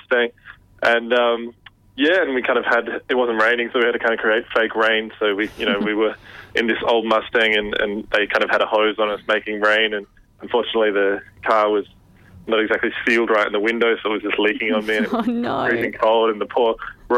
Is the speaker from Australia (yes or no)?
yes; Perth, Western Australia, Australia; moved away as an adult; also born or lived in London; now in Melbourne, Australia; we're from Perth, and as I said, we've got really long summers over there